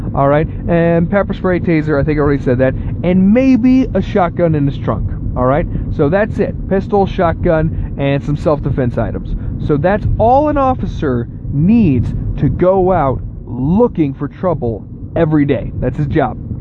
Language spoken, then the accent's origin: English; Texas, United States; now in Ohio, United States; I was born and mostly raised in Texas, where I grew up